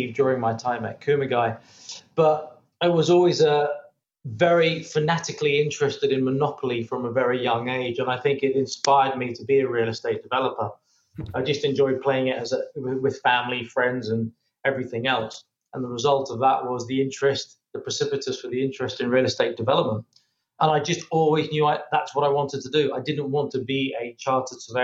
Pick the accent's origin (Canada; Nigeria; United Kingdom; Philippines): United Kingdom; moved away as an adult; also born or lived in Spain; now in Saudi Arabia; being British and being monolinguistic